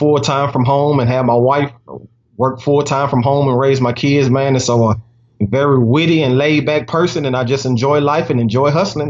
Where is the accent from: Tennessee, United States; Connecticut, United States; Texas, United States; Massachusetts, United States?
Tennessee, United States; Nashville; born and raised in Nashville, I'm a father of three.